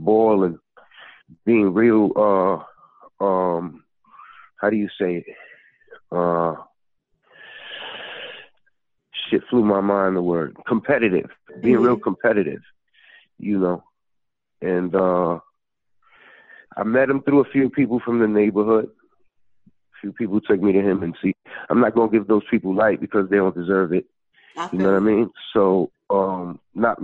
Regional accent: New York City, New York, United States; I'm from the Bronx, baby, not Brooklyn

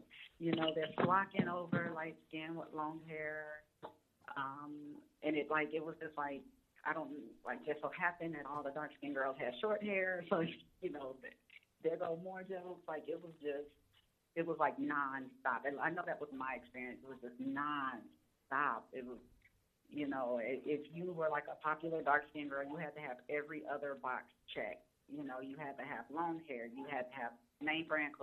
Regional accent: Huntsville, Alabama, United States; moved away as an adult; also born or lived in Germany; now in Phoenix, United States; growing up in Alabama

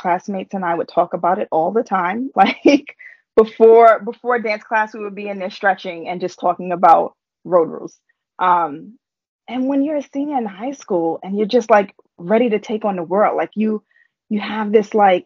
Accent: New York City, New York, United States; I grew up in Harlem. Like, I grew up in New York

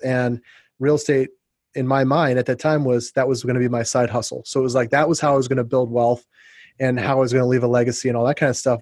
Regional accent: Ohio and Indiana, Midwest, United States; moved away as an adult; also born or lived in St. Louis / Phoenix; I was raised in the Midwest. I went to college in you know in Ohio and grew up in Ohio and Indiana

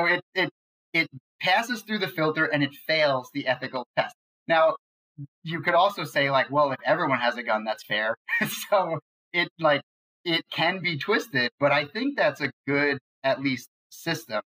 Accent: New York, United States; I grew up in New York

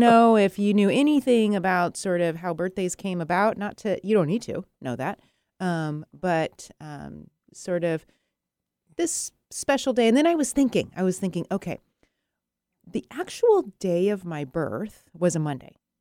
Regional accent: Arizona, United States; I was born in Arizona

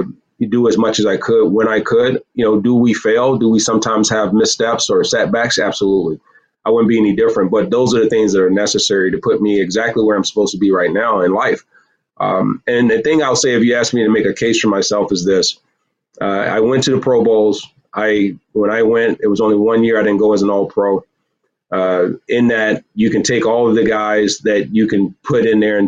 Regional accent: Virginia, United States; also born or lived in Michigan; now in Southeast Michigan, United States; born in Virginia, raised in Michigan.

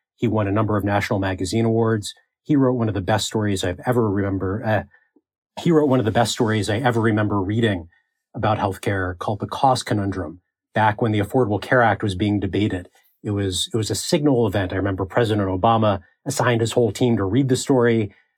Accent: Baltimore, Maryland, United States; I'm from Baltimore uh, and interned at the Baltimore Sun when I was in high school.

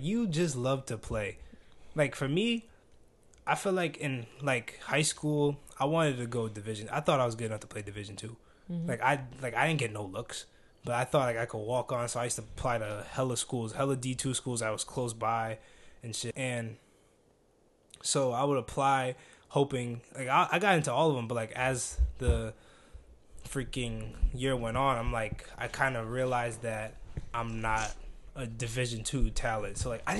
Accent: East Coast, United States; because, like, we're from the East Coast, so your teammates were mostly from the West Coast

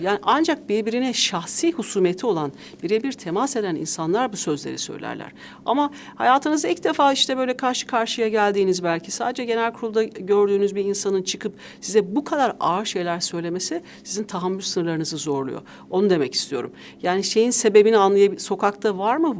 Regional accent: Tokat, Turkey; also born or lived in Ankara, Turkey; now in Istanbul, Turkey; E, Tokat'ta da anne babamla çocukluğumdan büyüdüğüm ev asıl evim

